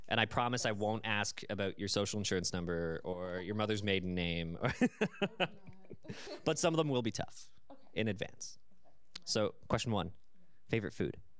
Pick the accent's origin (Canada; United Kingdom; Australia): Canada; As a Canadian